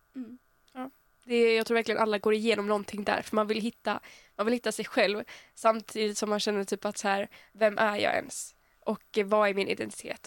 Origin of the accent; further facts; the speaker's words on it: Örkelljunga, Skåne, Sweden; moved away; jag kommer från början från Örkelljunga i Skåne